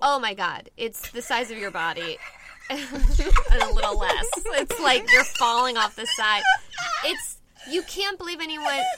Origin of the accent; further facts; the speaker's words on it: Inland Orange County, California, United States; also born or lived in Buffalo, New York; I'm from here. I lived in Buffalo, New York for a little bit, but mainly here in um, Inland Orange County